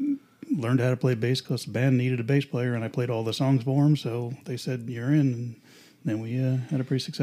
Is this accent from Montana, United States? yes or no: no; New York City, New York, United States; moved away as an adult; now in Virginia, United States; I grew up in New York City.